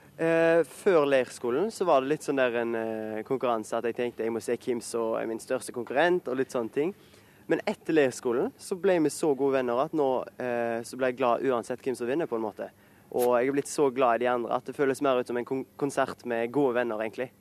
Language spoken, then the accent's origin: Norwegian; Haugesund, Rogaland, Norway; en fra Haugesund og Skåredalen, der jeg kommer fra